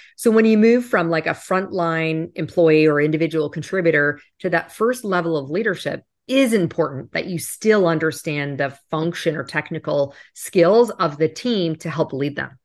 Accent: Canada; moved away; I'm originally from Canada

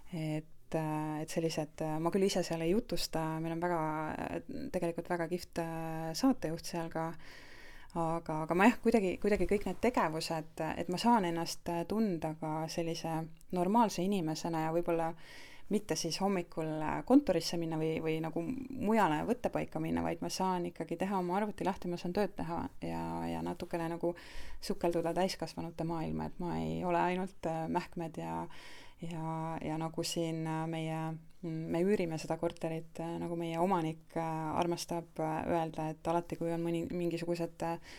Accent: Estonia; moved away as an adult; now in Portugal; me oleme eestlased, me tuleme Eestist

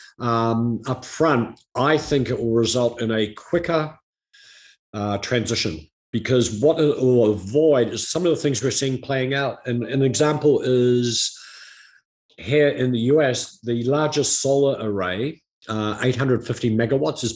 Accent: New Zealand; my home country of New Zealand

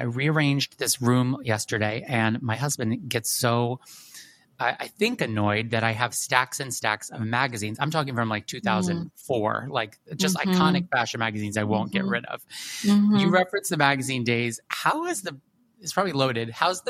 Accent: New York, United States; I just like bit from the business and as a New Yorker, it's just a phrase

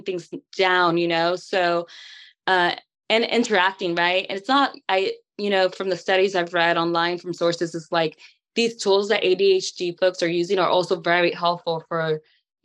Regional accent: California, United States; I'm from California

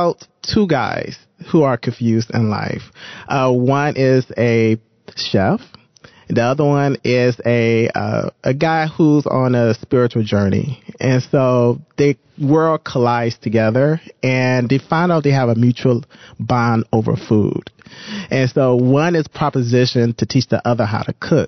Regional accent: Detroit, Michigan, United States; moved away as an adult; now in Toronto, Canada; I'm originally from Detroit, Michigan. And so I moved here, I would say 8 years ago

